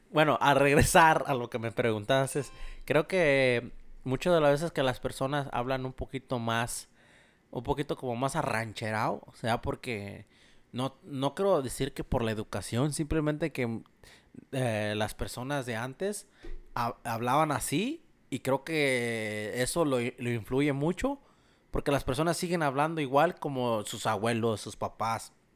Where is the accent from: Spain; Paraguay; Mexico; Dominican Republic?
Mexico; moved away; como uno como mexicano